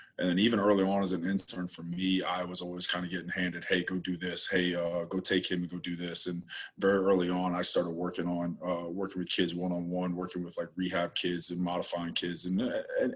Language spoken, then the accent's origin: English; West Virginia, United States; moved away; I'm originally from West Virginia